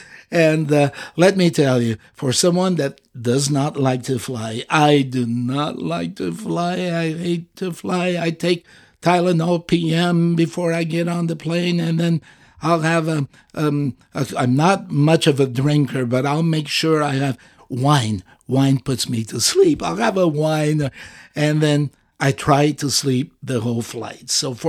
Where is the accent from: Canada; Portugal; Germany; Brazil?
Portugal; Azores; English is a second language; leave my native country out of this. So Portugal doesn't count. and the Azores, the group of islands I'm from Portugal, but the Azores.